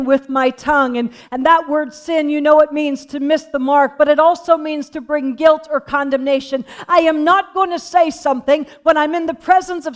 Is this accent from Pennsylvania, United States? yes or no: yes; Pennsylvania, United States; When I was born and I was raised in Pennsylvania, we had horses